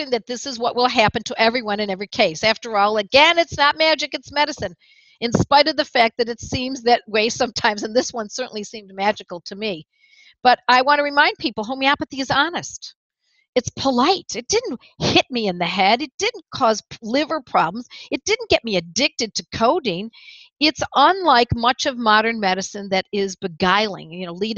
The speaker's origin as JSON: {"language": "English", "town": "Buffalo", "region": "New York", "country": "United States", "tie": "born or raised there", "moved": "yes", "said": "ever since I had moved back to my hometown of Buffalo, New York"}